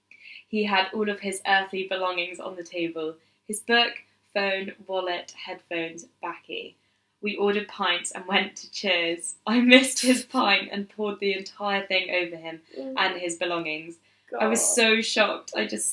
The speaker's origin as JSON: {"language": "English", "country": "United Kingdom", "said": "Anymore, and I'm just a British fool."}